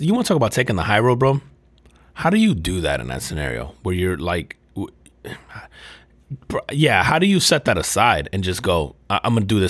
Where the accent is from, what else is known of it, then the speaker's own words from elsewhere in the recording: Northeast, United States; moved away as an adult; now in the South, United States; I grew up in the Northeast.